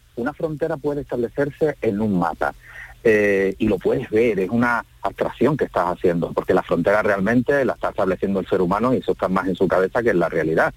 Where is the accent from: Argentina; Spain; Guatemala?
Spain; Andalusia; Nos reconocen como andaluz, a mí me reconocen como andaluz